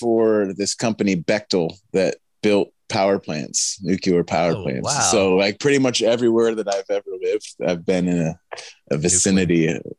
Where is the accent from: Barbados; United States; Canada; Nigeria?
United States; Northeast Pennsylvania; also born or lived in San Luis Obispo, California / New Jersey; I was born here in Pennsylvania, Northeast Pennsylvania.